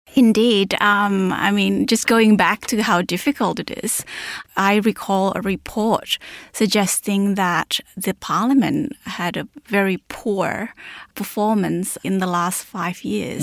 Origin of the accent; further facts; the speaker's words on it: Jakarta, Indonesia; I was, um, raised, I spent a lot of my formative years growing up in Jakarta